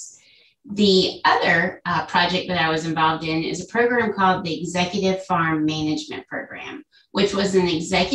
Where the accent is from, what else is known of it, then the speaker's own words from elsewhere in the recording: Cary, North Carolina, United States; I was born and raised in Cary, North Carolina